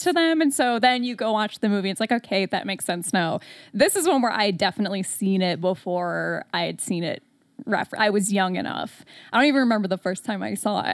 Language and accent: English; Detroit, Michigan, United States; I'm from Metro Detroit